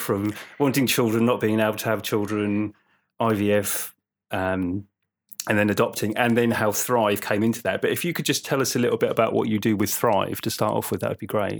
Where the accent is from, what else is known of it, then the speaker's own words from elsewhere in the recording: Suffolk, East of England, United Kingdom; I lived in Suffolk, growing up in Suffolk